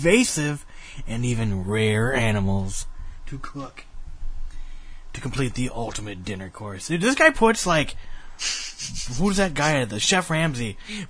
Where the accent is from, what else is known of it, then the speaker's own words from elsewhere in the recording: United States; I'm American